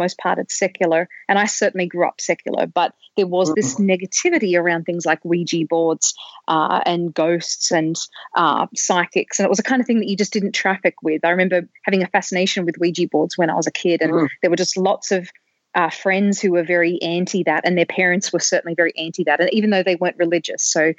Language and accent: English; Australia; I grew up in Australia